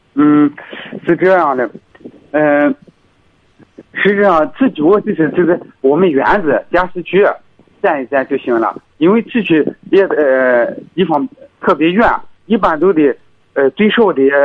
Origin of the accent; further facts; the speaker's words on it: Hebei, China; 河，河北